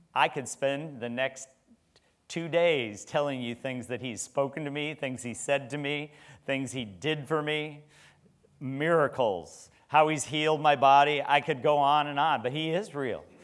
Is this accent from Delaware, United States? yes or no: no; Nebraska, United States; moved away; I was from Nebraska